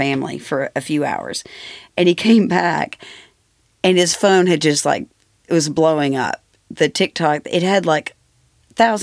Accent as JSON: {"language": "English", "town": "Rockford", "region": "Tennessee", "country": "United States", "said": "I'm from Rockford, which is basically Maryville."}